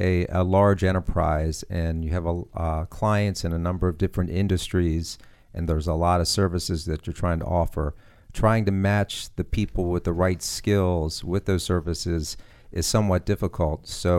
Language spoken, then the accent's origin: English; Maryland, United States; I'm from Maryland.